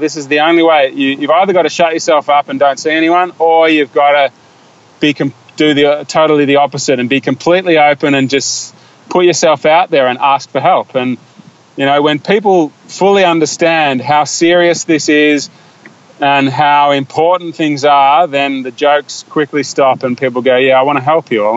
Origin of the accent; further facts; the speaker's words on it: Australia; we're Australian and most of my friends are Australian